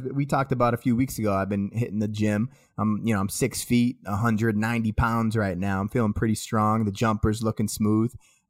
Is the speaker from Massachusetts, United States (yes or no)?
yes; Massachusetts, United States; accent: Boston; So I had to work really, really hard to start enunciating and speaking, quote unquote, appropriately without the Boston accent, to the point where like I kind of have just like a neutral speaking voice now.